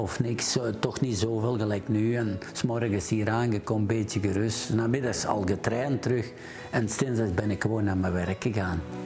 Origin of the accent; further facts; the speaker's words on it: Borgloon, Flanders, Belgium; geboren in Borgloon